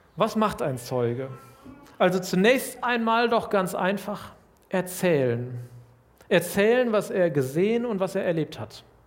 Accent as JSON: {"language": "German", "town": "Lüdenscheid", "region": "North Rhine-Westphalia", "country": "Germany", "said": "Ich komme aus Lüdenscheid, einer mittelkleinen Stadt in Nordrhein-Westfalen"}